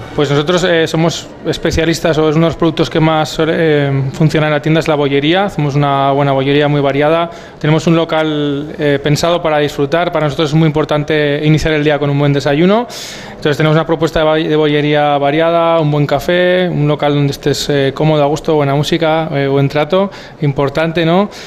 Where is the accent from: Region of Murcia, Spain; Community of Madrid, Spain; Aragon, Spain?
Aragon, Spain; Huesca; moved away as an adult; also born or lived in Barcelona; soy de Huesca